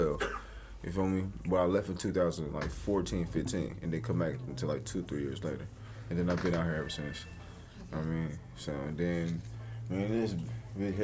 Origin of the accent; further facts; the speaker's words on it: Long Beach, California, United States; also born or lived in Oxnard, California; raised in Long Beach in LA.